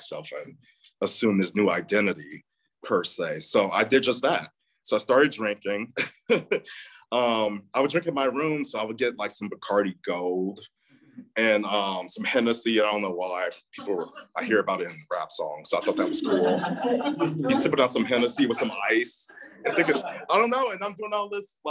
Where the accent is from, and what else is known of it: Chicago, Illinois, United States; born or raised there